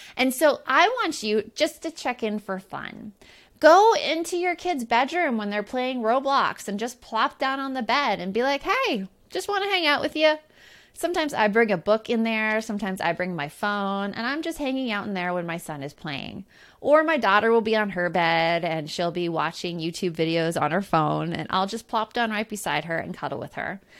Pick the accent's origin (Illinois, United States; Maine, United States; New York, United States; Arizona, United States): Arizona, United States; Tucson; growing up in Tucson, Arizona